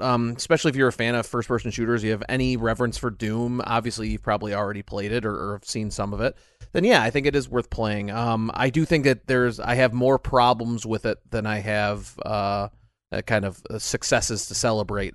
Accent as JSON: {"language": "English", "country": "United States", "said": "I am American"}